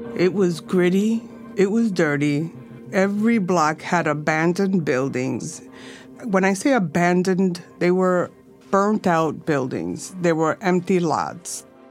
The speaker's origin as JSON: {"language": "English", "town": "New York City", "region": "New York", "country": "United States", "tie": "born or raised there", "said": "I'm a Lower Sider girl, native New Yorker"}